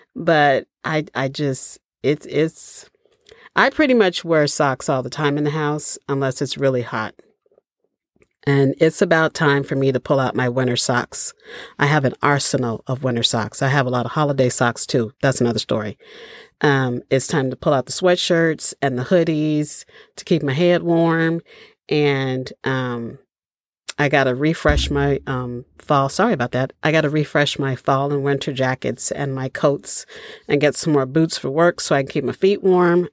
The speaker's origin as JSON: {"language": "English", "town": "Chicago", "region": "Illinois", "country": "United States", "tie": "born or raised there", "moved": "yes", "said": "I grew up in Chicago"}